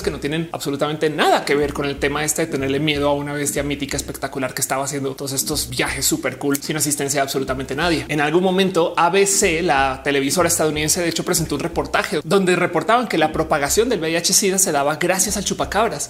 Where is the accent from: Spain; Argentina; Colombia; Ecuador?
Colombia; now in Mexico; yo nací en Colombia, ahora me radiqué en México, aunque todavía amo Colombia, tanto como amo México